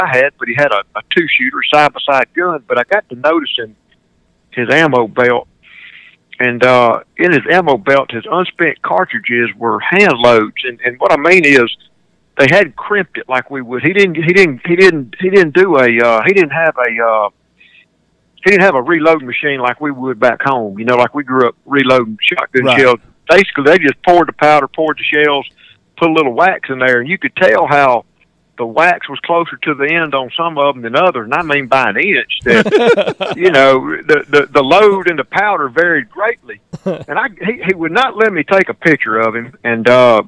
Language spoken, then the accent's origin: English; Greenwood, Mississippi, United States; one of my hometowns, Greenwood, Mississippi